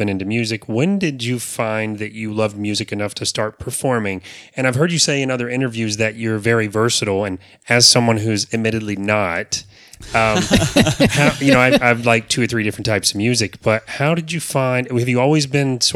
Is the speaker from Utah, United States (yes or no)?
no; Apopka, Florida, United States; I was born in Apopka. I grew up here in the South